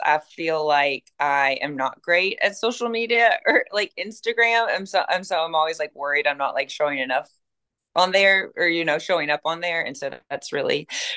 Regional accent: Western Kentucky, United States; moved away as an adult; now in Nashville, United States; I'm from a small town in Western Kentucky. So definitely did not grow up even knowing what the word like styling meant

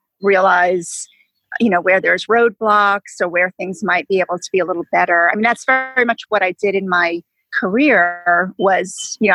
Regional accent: New York, United States; moved away as an adult; now in Atlanta, United States; I'm from New York. I have a lot of family in New York

